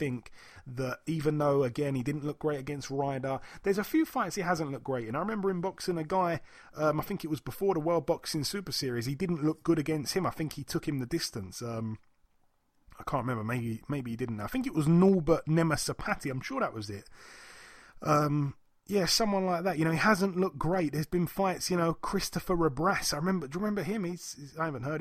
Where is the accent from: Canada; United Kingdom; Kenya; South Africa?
United Kingdom; being a Brit